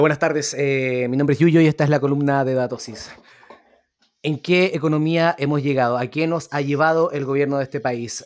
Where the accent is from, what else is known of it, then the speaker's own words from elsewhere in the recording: Chile; como chileno